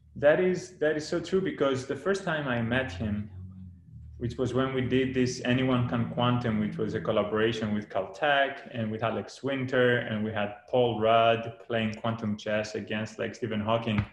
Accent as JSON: {"language": "English", "country": "Greece", "tie": "born or raised there", "moved": "as an adult", "lives_now": "California, United States", "said": "I grew up in Greece."}